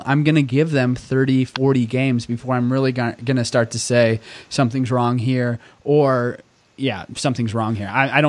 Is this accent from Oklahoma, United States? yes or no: yes; Tulsa, Oklahoma, United States; moved away as an adult; I grew up in Oklahoma, 18 good years, Tulsa, Oklahoma, to be specific.